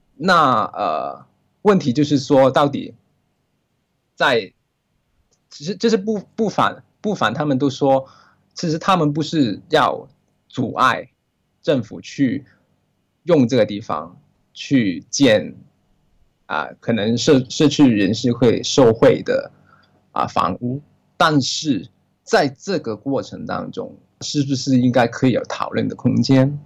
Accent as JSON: {"language": "Chinese", "country": "Hong Kong", "said": "我是来自香，啊，啊，这是香港人"}